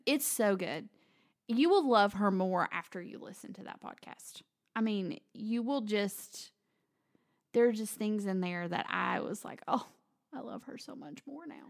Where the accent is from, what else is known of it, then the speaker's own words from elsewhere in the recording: East Tennessee, United States; I grew up in East Tennessee